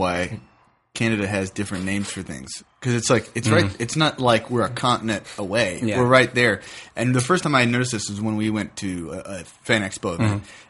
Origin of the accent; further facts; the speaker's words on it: United States; As an American